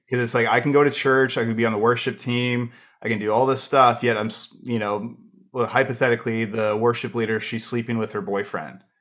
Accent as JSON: {"language": "English", "country": "Canada", "said": "as a Canadian"}